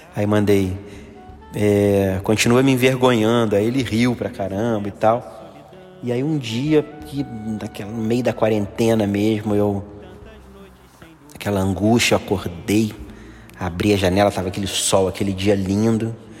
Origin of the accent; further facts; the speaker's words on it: Rio de Janeiro, Brazil; also born or lived in Gávea, Rio de Janeiro; que eu era de Copacabana, sempre estudei na Gávea, sempre tive amigos na Gávea, mas morava em Copacabana e quando eu casei que eu vim morar na Gávea.